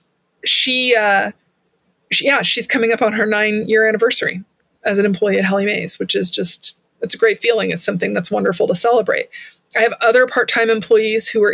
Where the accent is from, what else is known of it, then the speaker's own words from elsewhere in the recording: Texas, United States; I'm from Texas